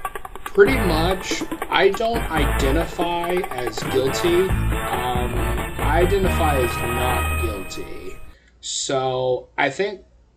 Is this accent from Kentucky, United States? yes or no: no; Texas, United States; our home state of Texas. I'm just going to say I love the state of Texas. We love all the other states, but man, I love my home state of Texas.